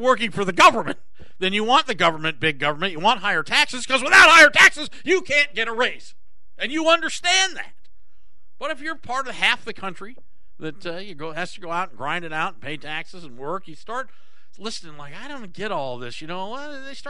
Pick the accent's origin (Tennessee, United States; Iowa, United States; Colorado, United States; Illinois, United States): Iowa, United States; I grew up in Iowa